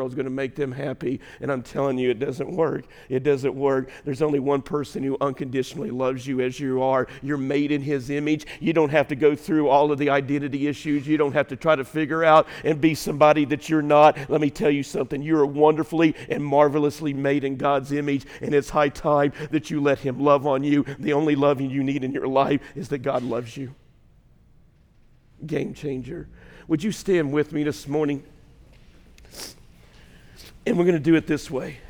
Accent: Waltonville, Illinois, United States; born or raised there; moved away

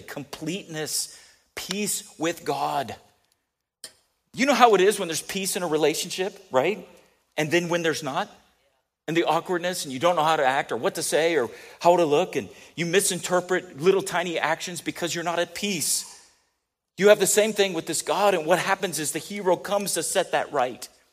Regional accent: San Diego, California, United States; moved away; also born or lived in Kansas City; I did grow up a lot in San Diego, but not all, right?

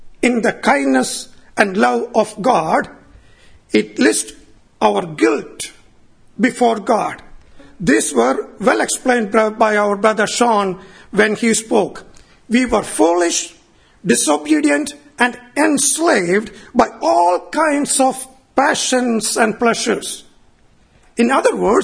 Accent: Kerala, India; moved away; my hometown back in India, Kerala

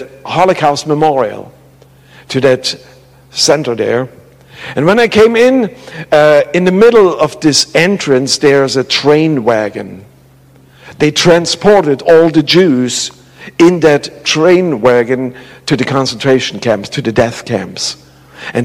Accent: Germany; moved away; I grew up in the Russian part

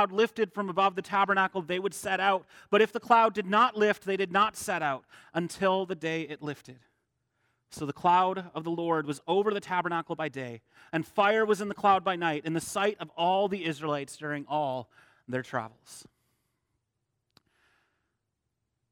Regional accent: Holland, Michigan, United States; I grew up here in Holland

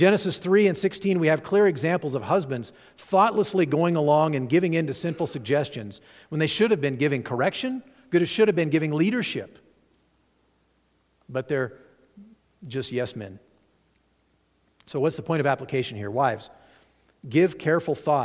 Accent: Nevada, United States; moved away; also born or lived in Chicago; I'm from Nevada

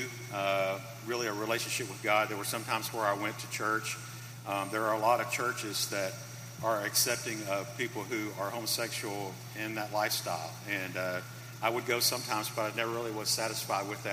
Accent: Memphis, Tennessee, United States; I grew up in Memphis

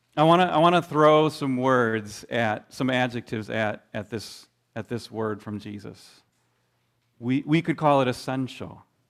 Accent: Midwest, United States; I grew up in the Midwest

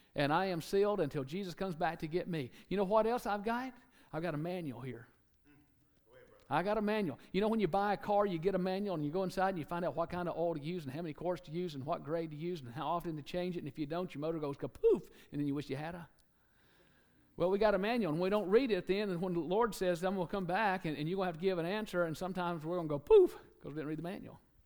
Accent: Alabama, United States; moved away; somebody from Alabama. People say, Where are you from? Alabama

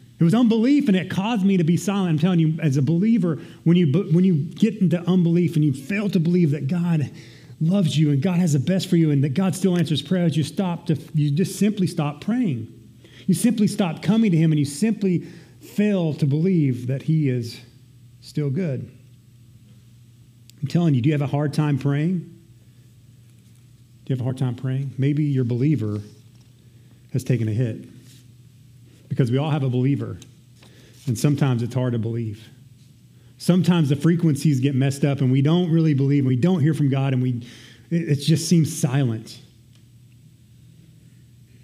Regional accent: Texas, United States; I'm Texan

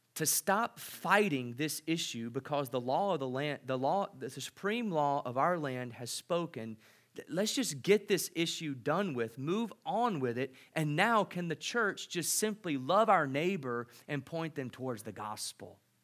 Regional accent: United States; as an American visiting

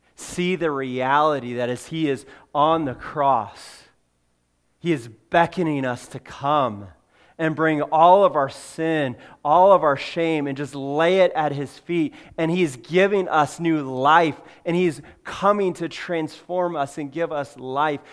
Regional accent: California, United States; moved away; I grew up in California.

